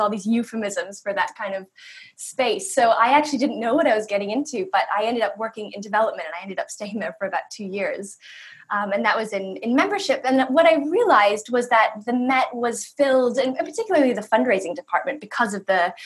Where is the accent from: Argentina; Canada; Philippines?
Canada; Toronto, Ontario; moved away as an adult; also born or lived in New York; I grew up in Canada in Toronto